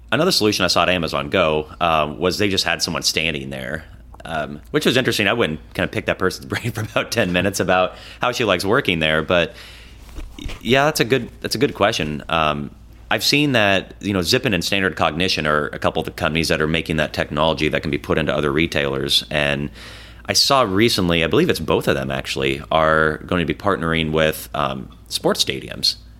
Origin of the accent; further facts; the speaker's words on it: Des Moines, Iowa, United States; Des Moines, you know, my hometown